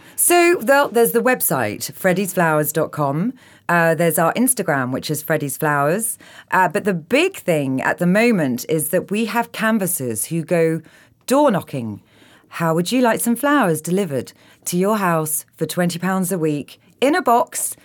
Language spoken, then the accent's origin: English; London, United Kingdom; I'm a Londoner